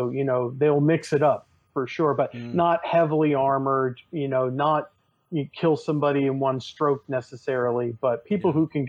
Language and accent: English; New York, United States; I'm from New York